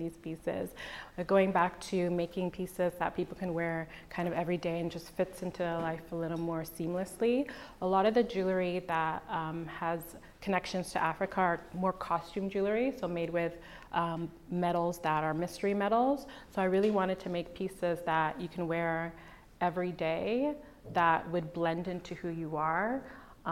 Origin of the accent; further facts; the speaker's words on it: Jamaica; that's the indigenous name for Jamaica. So that's where I'm from